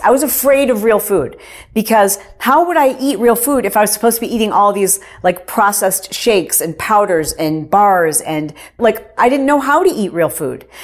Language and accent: English; Michigan, United States; I grew up in Michigan